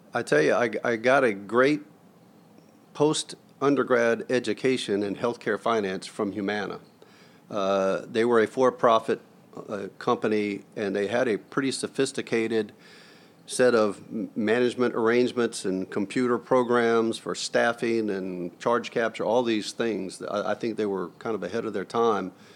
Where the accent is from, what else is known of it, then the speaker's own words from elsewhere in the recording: Mobile, Alabama, United States; moved away as an adult; also born or lived in Ashburn, Georgia / Tallahassee, Florida / Muscle Shoals, Alabama / Thomaston, Georgia; Mobile, Alabama, just before my fourth birthday and was there all the way through college